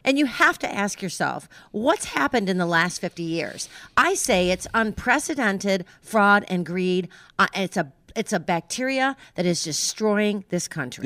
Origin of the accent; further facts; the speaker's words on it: New York, United States; I grew up in New York